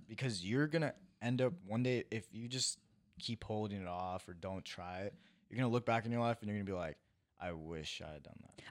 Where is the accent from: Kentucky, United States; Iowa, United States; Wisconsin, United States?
Iowa, United States; now in California, United States; I am a kid who was born and raised in Iowa, moved to California, and is now a TikToker.